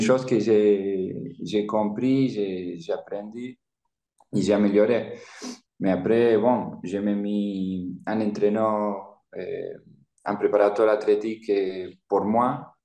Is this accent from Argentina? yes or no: yes; Argentina; French is a second language; moved away as an adult; also born or lived in Italy; je viens de l'Argentine